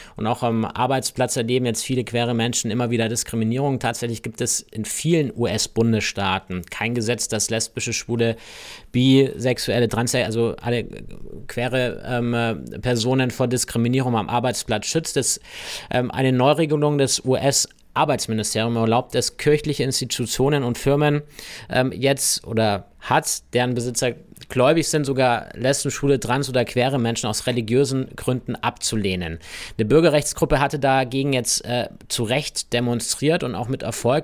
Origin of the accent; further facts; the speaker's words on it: Germany; bei uns in Deutschland